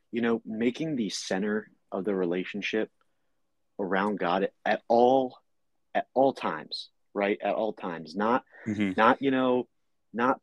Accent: New Jersey, United States; I'm from New Jersey

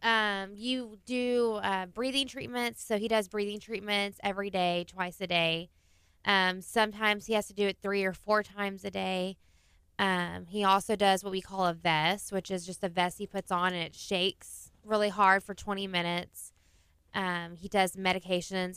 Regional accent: Clear Lake, Texas, United States; I am from Clear Lake

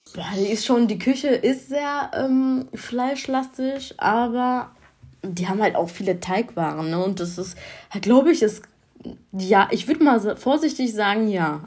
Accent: Germany; ich bin hier in Deutschland geboren, muss ich ehrlich sagen. Aber meine Eltern kommen aus dem Kosovo

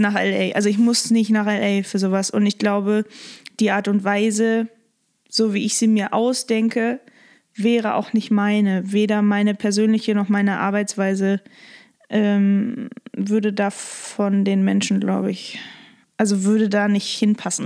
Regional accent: Lippstadt, North Rhine-Westphalia, Germany; now in Hamburg, Germany; Da bin ich halt geboren und aufgewachsen

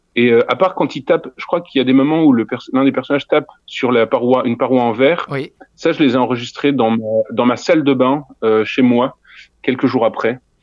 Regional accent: Neuves-Maisons, Grand Est, France; now in Brussels, Belgium; je, suis français, je viens de Lorraine, d'un tout petit bled à côté de Nancy qui s'appelle Neuve Maisons. Et euh, ouais, non, je, je suis pas, je suis pas belge, mais je vis à Bruxelles maintenant.

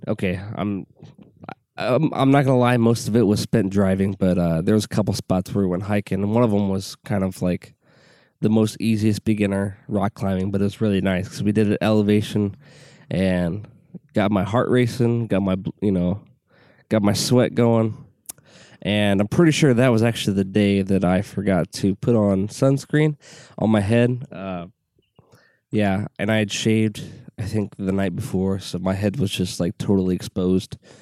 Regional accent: Southwest Illinois, United States; I grew up in Southwest Illinois

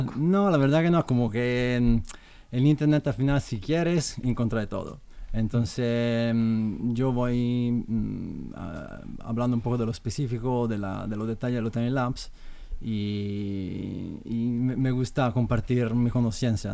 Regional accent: Italy; Spanish is a second language; now in Madrid, Spain; yo soy italiano

